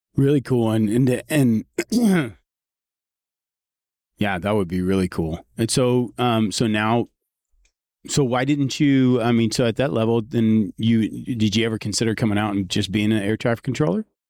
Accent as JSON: {"language": "English", "town": "San Antonio", "region": "Texas", "country": "United States", "tie": "born or raised there", "said": "growing up in San Antonio"}